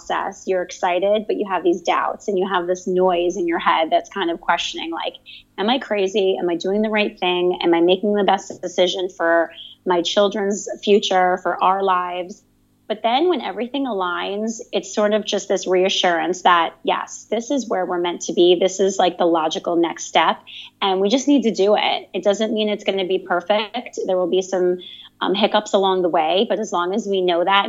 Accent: Howell, New Jersey, United States; moved away as an adult; now in Barcelona, Spain; I'm originally from New Jersey, a place called the Jersey Shore. More specifically, the town is Howell

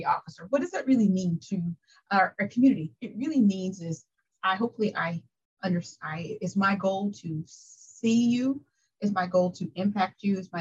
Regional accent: Wichita, Kansas, United States; moved away as an adult; now in Tompkins County, United States; I'm originally from Wichita, Kansas

